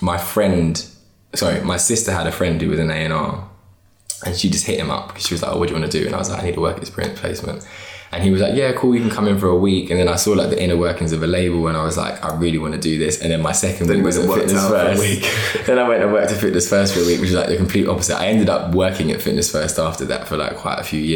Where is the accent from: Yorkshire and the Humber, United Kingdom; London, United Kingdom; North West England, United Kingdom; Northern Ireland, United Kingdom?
London, United Kingdom; also born or lived in Hertfordshire; I live in North now, but I'm from West London, like between Ealing Common and Acton.